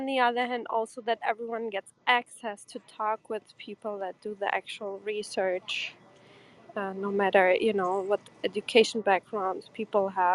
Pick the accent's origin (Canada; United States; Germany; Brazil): Germany; English is a second language; also born or lived in Portugal; I'm from Portugal. I grew up in Germany as an immigrant kid